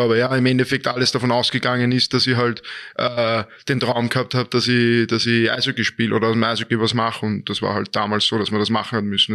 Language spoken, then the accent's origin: German; Vienna, Austria; moved away; also born or lived in Dornbirn / Linz; war ich weg aus Österreich und bin auf einmal heimgekehrt und war dann in Wien, in meiner Heimatstadt wieder